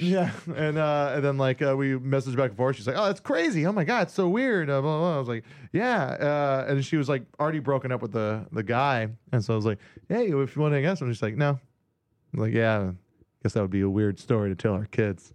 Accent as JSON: {"language": "English", "region": "Hawaii", "country": "United States", "tie": "born or raised there", "moved": "yes", "said": "a guy I grew up with in Hawaii that I was in bands"}